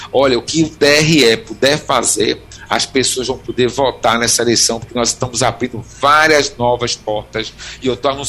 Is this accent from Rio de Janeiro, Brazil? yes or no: no; Recife, Pernambuco, Brazil; eu sou de Recife, mas eu voto há anos na rua da minha mãe, eu, uhum. em Olinda.